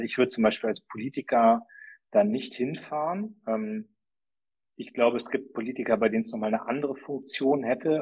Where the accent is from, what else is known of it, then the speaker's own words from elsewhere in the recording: Germany; wir als Deutsche